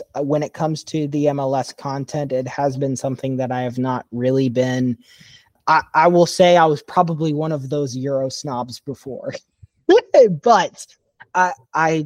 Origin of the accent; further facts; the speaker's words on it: Indiana, United States; Being from Indiana